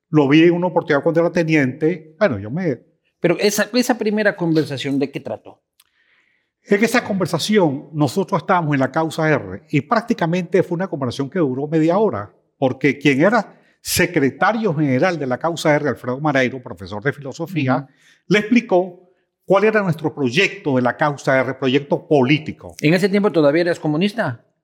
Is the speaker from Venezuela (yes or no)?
yes; El Tocuyo, Lara, Venezuela; moved away; mi pueblo, el Tocuyo, es un pueblo que tiene una tradición de, histórica de luchas campesinas